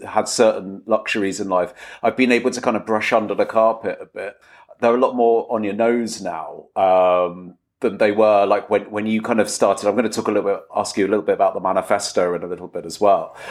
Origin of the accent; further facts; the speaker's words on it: England, United Kingdom; possibly as an English person